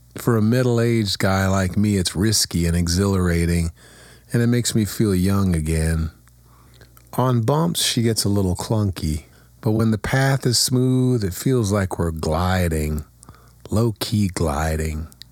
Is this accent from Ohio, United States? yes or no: yes; Kent, Ohio, United States; my hometown.